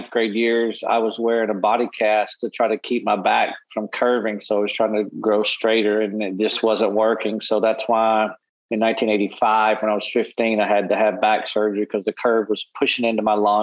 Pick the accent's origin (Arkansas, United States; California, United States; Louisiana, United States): Arkansas, United States; Arkadelphia; grew up in a small town in Arkansas called Arkadelphia